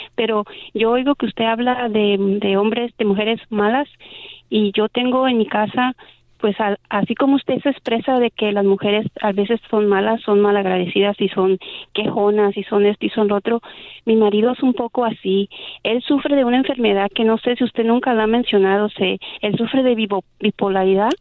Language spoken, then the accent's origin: Spanish; Mexico; yo soy mexicana